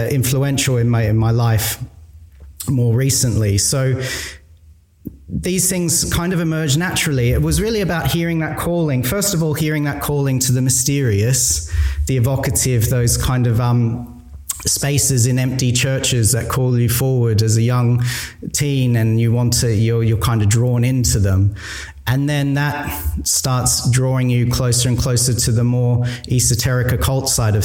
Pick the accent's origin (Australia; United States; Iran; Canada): Australia; I was growing up in Australia.